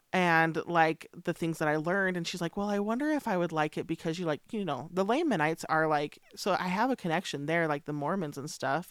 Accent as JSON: {"language": "English", "town": "Richfield", "region": "Utah", "country": "United States", "tie": "born or raised there", "said": "growing up in Richfield"}